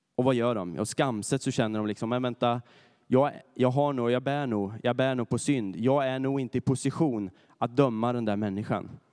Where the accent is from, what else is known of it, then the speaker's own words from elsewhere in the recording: Närke, Örebro County, Sweden; moved away; där jag kommer ifrån, ifrån Närke